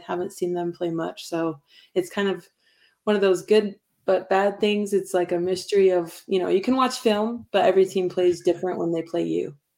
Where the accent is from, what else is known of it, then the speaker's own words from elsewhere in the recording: Pocatello, Idaho, United States; also born or lived in Montana; we're from Pocatello